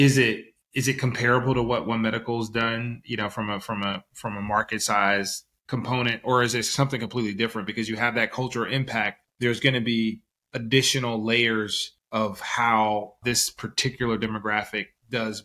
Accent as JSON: {"language": "English", "region": "the South", "country": "United States", "moved": "yes", "lives_now": "San Francisco Bay Area, United States", "said": "I'm from the South originally"}